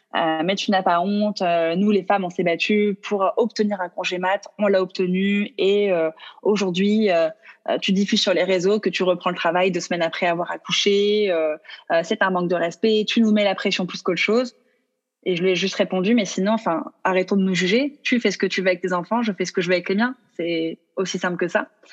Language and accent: French; Mediterranean, France; on est français